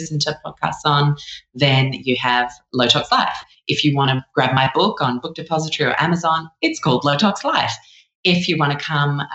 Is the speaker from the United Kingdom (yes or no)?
yes; London, United Kingdom; also born or lived in Chicago; I'm from London myself, but we lived in Chicago for the first 5 years of my life